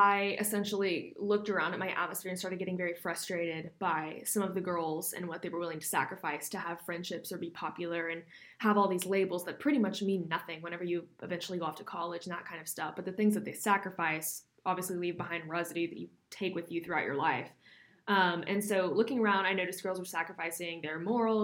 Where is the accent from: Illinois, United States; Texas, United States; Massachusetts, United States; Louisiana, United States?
Texas, United States; Houston; I'm from Houston, born and raised